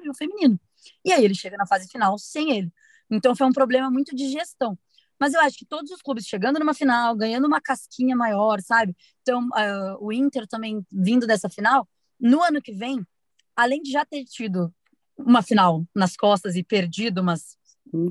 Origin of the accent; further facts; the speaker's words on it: Curitiba, Paraná, Brazil; sou de Curitiba